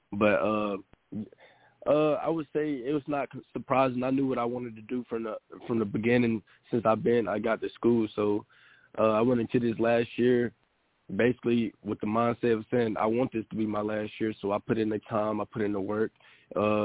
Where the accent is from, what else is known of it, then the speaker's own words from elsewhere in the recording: Winston-Salem, North Carolina, United States; I'm from Winston-Salem